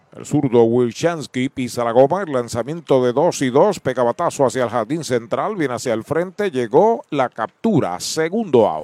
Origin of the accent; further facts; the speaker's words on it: Puerto Rico; Quebradillas ah. porque es colindante con mi pueblo